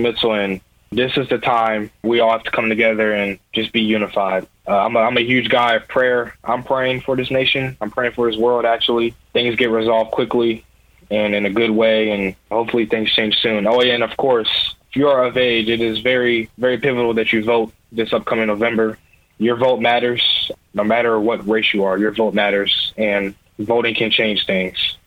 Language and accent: English; Louisville, Kentucky, United States; I'm from Louisville, Kentucky. I graduated from Ballard High School. Um, I lived in Louisville all my life.